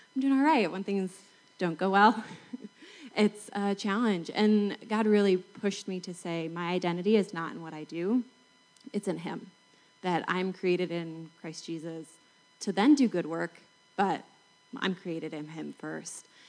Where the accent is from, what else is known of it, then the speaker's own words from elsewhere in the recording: Salt Lake City, Utah, United States; I'm from Salt Lake City